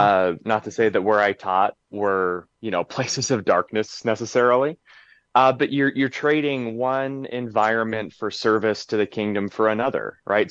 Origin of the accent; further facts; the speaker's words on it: Willamette Valley, Oregon, United States; areas where I grew up in the Willamette Valley in, in Oregon